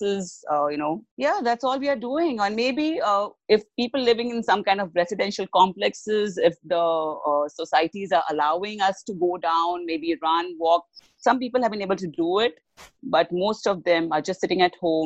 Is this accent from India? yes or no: yes; India; I'm from India